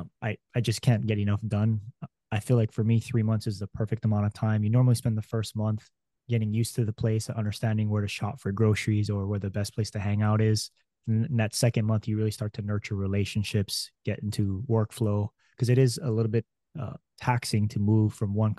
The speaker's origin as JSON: {"language": "English", "region": "Hawaii", "country": "United States", "tie": "born or raised there", "moved": "as an adult", "said": "I was born and raised in Hawaii"}